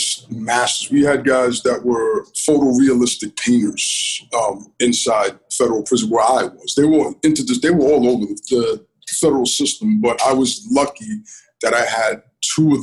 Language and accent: English; Rockland County, New York, United States; where I grew up in Rockland County